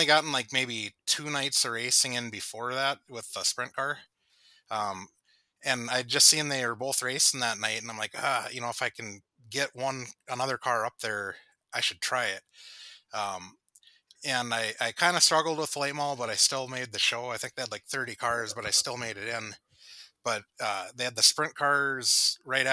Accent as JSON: {"language": "English", "town": "Harwood", "country": "United States", "tie": "born or raised there", "said": "Growing up in Harwood"}